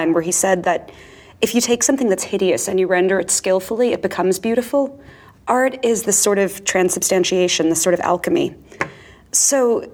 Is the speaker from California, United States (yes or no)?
no; Far Rockaway, Long Island, New York, United States; I grew up in Far Rockaway and then later in Long Island